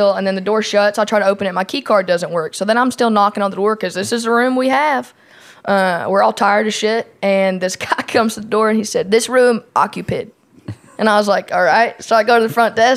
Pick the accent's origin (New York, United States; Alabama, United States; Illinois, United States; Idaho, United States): Alabama, United States; I'm from Alabama.